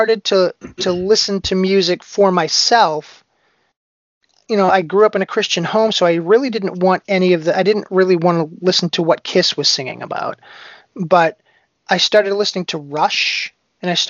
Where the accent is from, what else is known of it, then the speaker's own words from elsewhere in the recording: Boston, Massachusetts, United States; I grew up around Boston